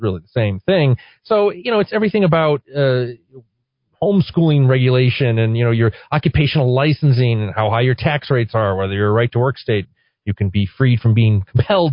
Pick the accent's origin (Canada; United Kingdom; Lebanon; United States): United States; Connecticut; now in New Mexico, United States; my home state of Connecticut